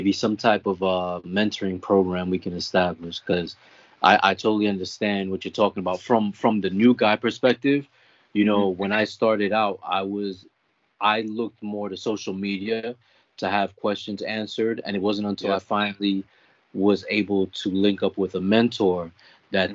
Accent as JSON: {"language": "English", "town": "New York City", "region": "New York", "country": "United States", "said": "we're both from Queens"}